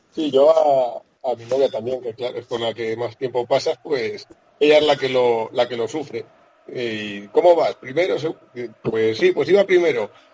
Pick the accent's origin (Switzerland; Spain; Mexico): Spain; Segovia, Castile and León; now in Madrid, Spain; Yo soy de, de un pueblecito pequeño de Segovia que se llama Gómez Cacín. Yo soy castellano, segoviano y castellano